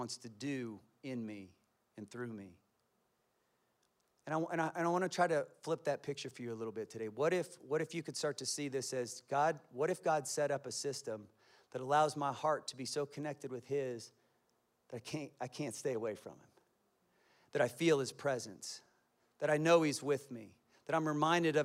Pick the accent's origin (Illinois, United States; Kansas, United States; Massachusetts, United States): Kansas, United States; I'm from Kansas, and my family speaks in sentences of cuss words